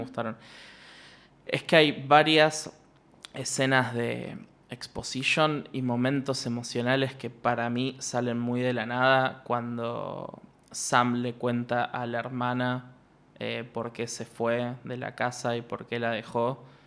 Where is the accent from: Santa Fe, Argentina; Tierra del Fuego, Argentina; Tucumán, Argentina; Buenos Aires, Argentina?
Tierra del Fuego, Argentina; Ushuaia; moved away; yo a Ushuaia voy con suerte una vez al año y aún y así entro a una panadería y me dicen, vos sos el hijo de Marcelo